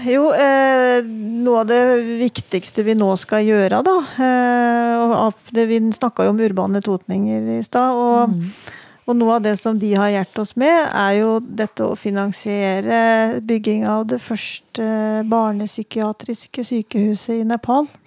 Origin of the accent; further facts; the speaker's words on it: Redalen, Innlandet, Norway; moved away as an adult; also born or lived in Oslo; now in Hamar, Norway; jeg vokste opp i Reddalen ja. Altså utafor Gjøvik her.